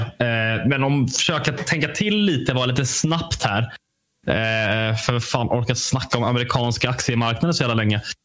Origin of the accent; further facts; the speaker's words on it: Sweden; jag är ju svensk